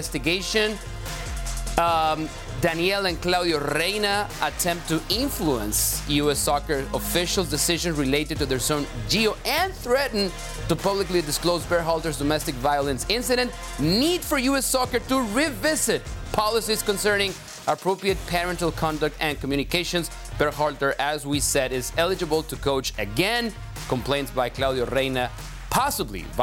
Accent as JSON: {"language": "English", "country": "Mexico", "tie": "born or raised there", "said": "for us growing up in Mexico"}